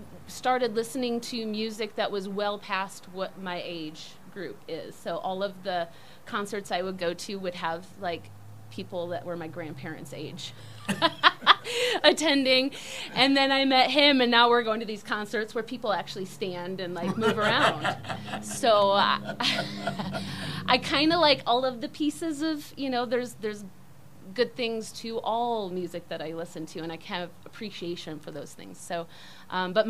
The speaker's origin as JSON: {"language": "English", "town": "Kalamazoo", "region": "Michigan", "country": "United States", "tie": "born or raised there", "said": "I grew up in a place called Kalamazoo"}